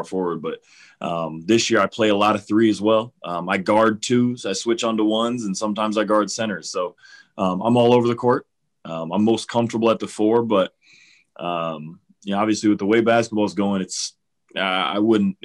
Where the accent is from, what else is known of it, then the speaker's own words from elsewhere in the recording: Cleveland, Ohio, United States; I grew up in Cleveland. I'm from here